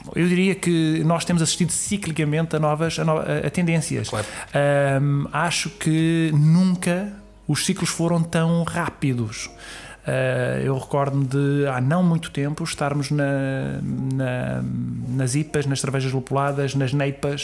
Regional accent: Sintra, Lisbon, Portugal; muita ligação pela minha terra, pelo sítio onde, onde nasci, onde, onde cresci e por todos os amigos que eu tenho, que eu tenho ali, familiares, todas as raízes que eu tenho em Sintra

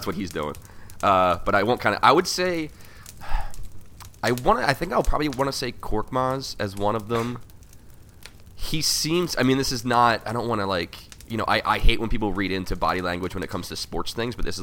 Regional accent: Philadelphia, Pennsylvania, United States; I grew up in Port Richmond

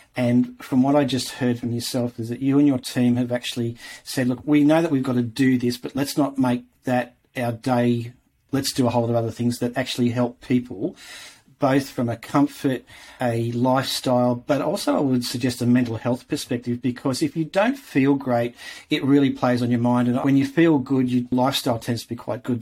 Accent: Tamworth, New South Wales, Australia; moved away; I spent a couple of years growing up in Tamworth

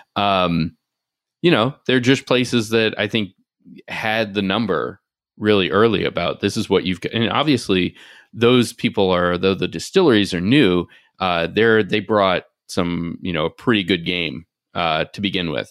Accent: Nashville, Tennessee, United States; moved away; also born or lived in Washington, D.C.; I grew up in Nashville, and even when I moved away, I ended up spending a lot of time back home

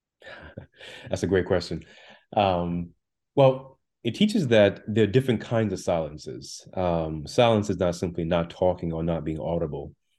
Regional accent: Jamaica; also born or lived in Brooklyn, New York; now in United States; I was born in the island of Jamaica

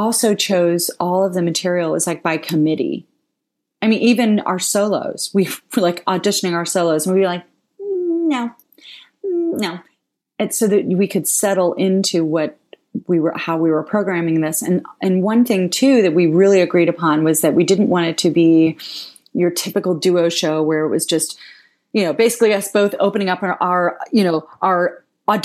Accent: Ohio, United States; I'm from Ohio

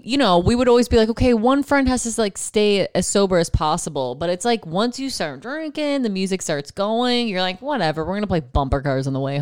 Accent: East Coast, United States; I love lacrosse because I'm from East Coast. If you're East Coast, you know lacrosse is what's up.

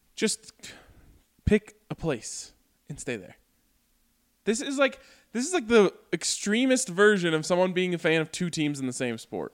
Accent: Colorado, United States; I was born and raised in Colorado

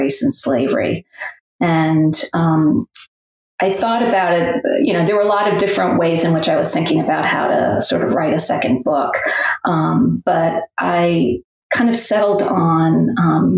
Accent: New England, United States; moved away as an adult; also born or lived in Middle Tennessee; now in Tennessee, United States; I grew up in New England, but have spent most of my life, or my adulthood at least, in the South

